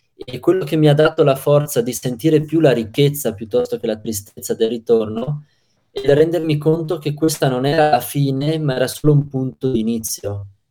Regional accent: Trentino-Alto Adige, Italy; da Trentino al Adige, ero ad Agrigento

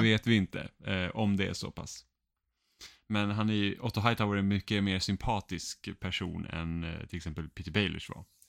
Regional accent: Finland; Jag är finne

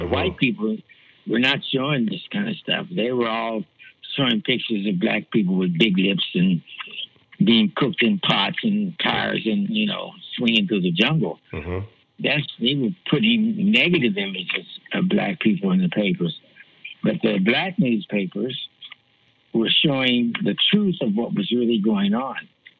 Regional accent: Columbus, Ohio, United States; Well, I grew up with a big family, so a lot of that stuff I was kind of protected from, because I grew up with a really big family.

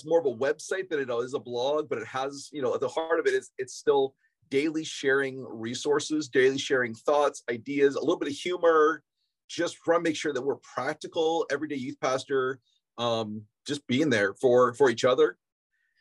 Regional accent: Ohio, United States; now in Chicago, United States; we're mostly from Ohio

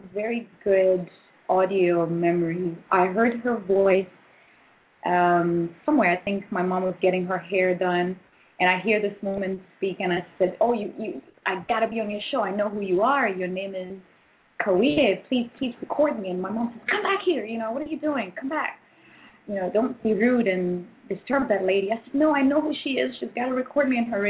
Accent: Tanzania; now in United States; I was born in Tanzania

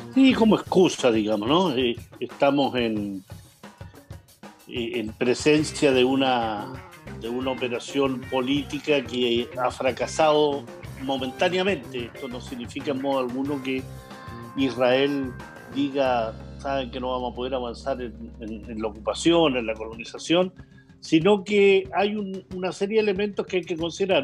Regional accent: Chile; como chilenos

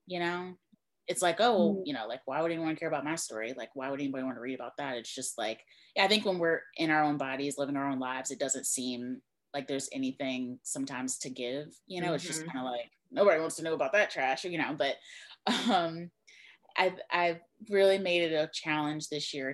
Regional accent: Mobile, Alabama, United States; my background is I am from Mobile, Alabama, which is right along the coast. It's like deep south

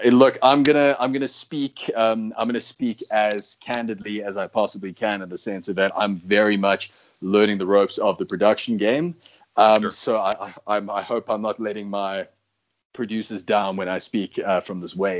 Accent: United States; now in South Africa; as an American

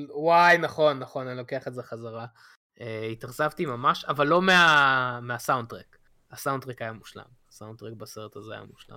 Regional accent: Israel; כשהייתי קטן בארץ

